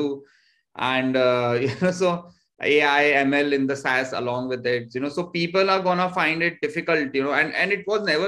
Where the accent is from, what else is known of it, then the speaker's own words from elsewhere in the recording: Jodhpur, Rajasthan, India; also born or lived in Peeparli; I come from Jodhpur, but my village is Peeparli, which is 60 kilometers from here